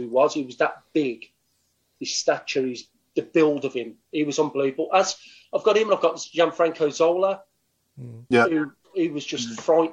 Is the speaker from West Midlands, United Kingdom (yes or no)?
yes; Birmingham, West Midlands, United Kingdom; I was coming from Stechford at the time